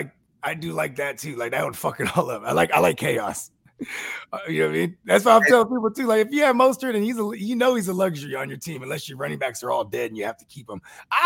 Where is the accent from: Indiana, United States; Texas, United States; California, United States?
California, United States; San Francisco; my whole family came to Frisco, you know what I'm saying? From the islands, bro. So when I was born in America, I'm a Niner, bro.